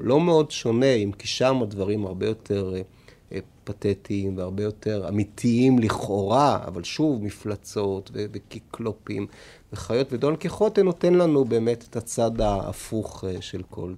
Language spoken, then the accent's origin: Hebrew; Tel Aviv, Tel Aviv District, Israel; או אני מפלורנטין, או מאיפה שנולדתי בדרום תל אביב